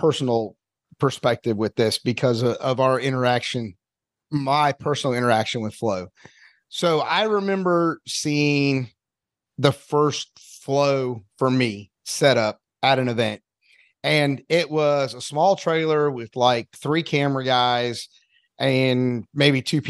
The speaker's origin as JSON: {"language": "English", "region": "North Carolina", "country": "United States", "moved": "yes", "lives_now": "Evansville, United States", "said": "being from North Carolina, mainly it was really drag racing with my family, but my dad was a NASCAR fan"}